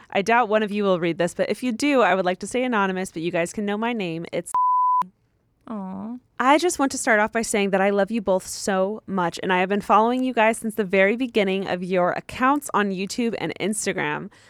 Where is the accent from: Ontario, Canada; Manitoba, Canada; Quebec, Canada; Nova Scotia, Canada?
Ontario, Canada; He and I are both in post secondary school right now. I'm from Ontario, Canada, where he is finishing his degree.